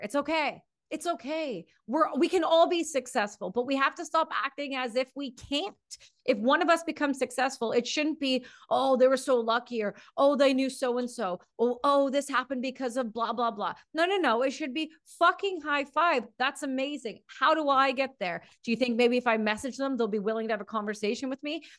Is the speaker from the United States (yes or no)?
no; Canada; I'm from Canada